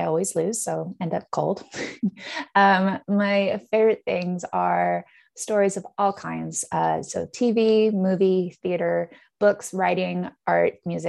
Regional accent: Netherlands; also born or lived in Canada; now in United Kingdom; So originally I'm from Canada, but I'm also British. I grew up in the Netherlands, going to a Dutch school and then the American School of The Hague before coming over to the UK for university

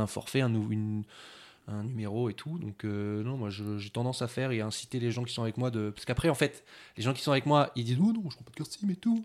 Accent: France; on est français

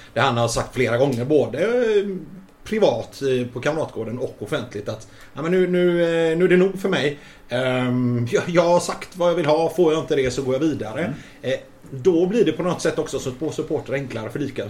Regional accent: Gothenburg, Västra Götaland, Sweden; moved away; jag är ju från Hisings Backa

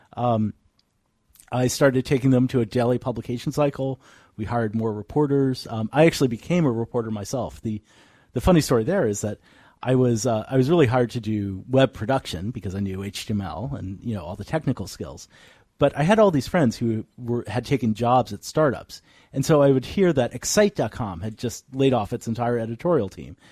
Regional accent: Northern Virginia, United States; moved away as an adult; now in San Francisco, United States; I'm from Northern Virginia

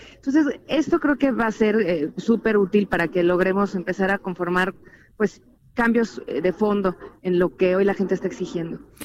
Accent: Chilango, Mexico City, Mexico; los chilangos la esperamos

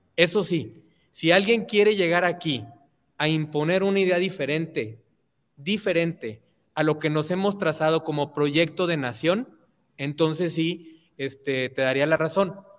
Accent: Torreón, Coahuila, Mexico; mi ciudad natal Torreón

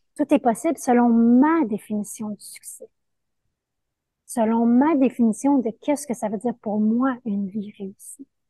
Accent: Montreal, Quebec, Canada; also born or lived in Costa Rica; je suis de Montréal, mais là, je suis dans une aventure de six mois au Costa Rica

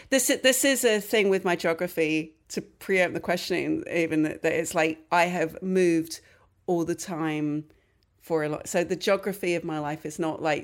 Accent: London, United Kingdom; now in New York, United States; Yes, I was. Yeah, I was born and raised in London.

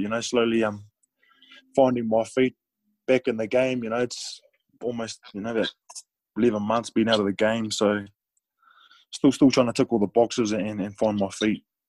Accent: New Zealand; moved away; also born or lived in France; being a New Zealander

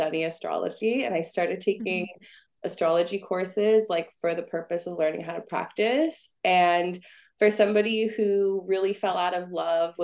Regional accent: San Francisco Bay Area, California, United States; I'm originally from the San Francisco Bay Area

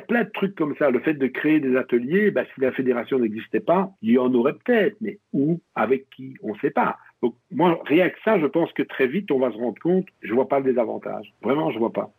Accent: region of Liège, Wallonia, Belgium; on est originaire de la région de Liège, même si on n'est pas liégeois

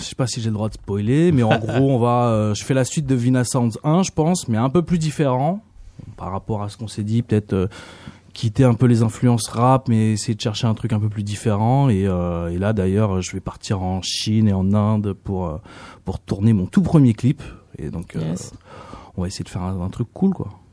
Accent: France; je suis français. Je suis aussi d'origine vietnamienne

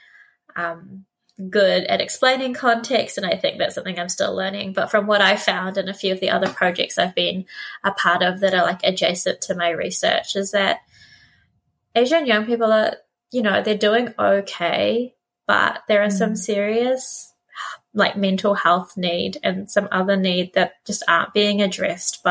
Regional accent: New Zealand; also born or lived in Philippines / Otorohanga, New Zealand; we moved to New Zealand in the late 90s, and as a Filipino family, we were definitely one of the sort of firsts

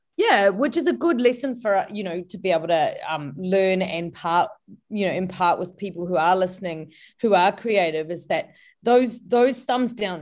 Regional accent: New Zealand; moved away as an adult; now in Melbourne, Australia; It took me two years to mm leave my hometown in New Zealand and settle in Melbourne.

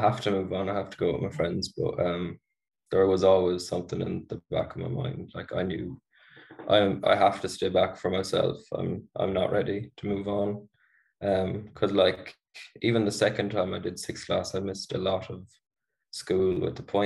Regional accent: Roscommon, Connacht, Ireland; I'm from Roscommon

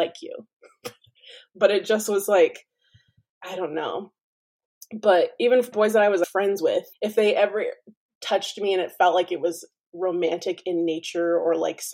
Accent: Orem, Utah, United States; I am a second generation Mexican American, born and raised in Orem, Utah

